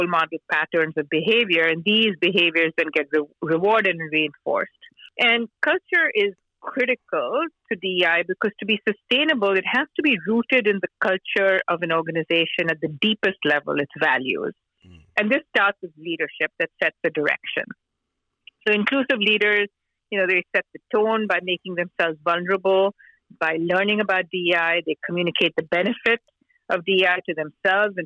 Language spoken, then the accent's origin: English; Mumbai, Maharashtra, India; moved away as an adult; I grew up in Mumbai, India